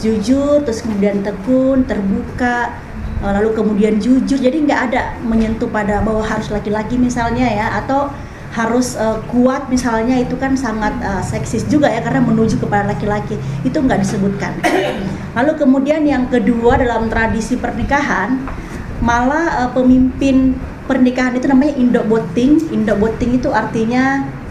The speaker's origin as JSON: {"language": "Indonesian", "town": "Palopo", "region": "South Sulawesi", "country": "Indonesia", "tie": "born or raised there", "moved": "yes", "lives_now": "Jakarta, Indonesia", "said": "di Palopo di kampung halaman saya"}